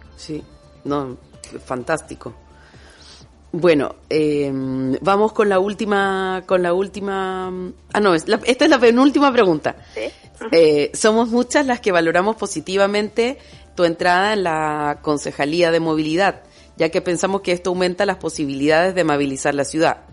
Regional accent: Chile; also born or lived in Basque Country; now in Bilbao, Spain; Chilena de nacimiento, Euskalduna de adopción

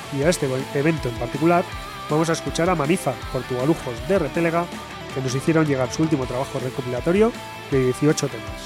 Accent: Bilbao, Basque Country, Spain; los de Bilbao somos así

